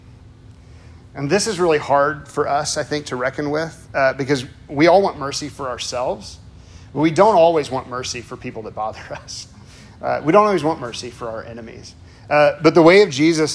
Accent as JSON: {"language": "English", "town": "Chicago", "region": "Illinois", "country": "United States", "moved": "yes", "said": "I'm originally from Chicago, sort of."}